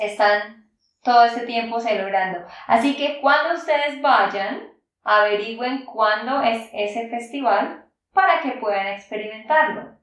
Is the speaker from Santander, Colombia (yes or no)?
yes; Santander, Colombia; de Santander, Colombia